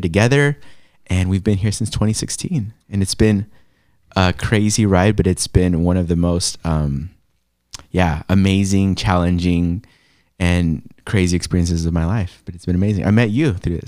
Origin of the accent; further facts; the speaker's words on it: San Diego, California, United States; moved away as an adult; also born or lived in Los Angeles, United States; now in Portland, United States; born in LA, raised in San Diego.